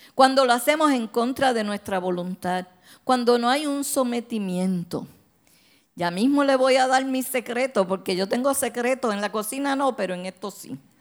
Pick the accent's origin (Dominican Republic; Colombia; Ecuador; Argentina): Dominican Republic; Santo Domingo; moved away; yo me crié en Santo Domingo